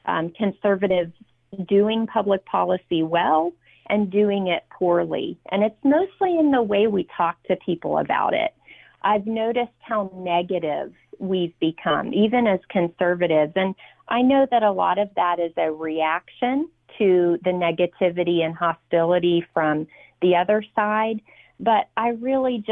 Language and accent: English; Virginia, United States; my home state of Virginia